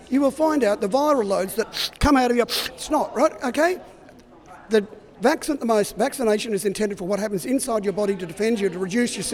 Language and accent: English; Indonesia; I come from Indonesia.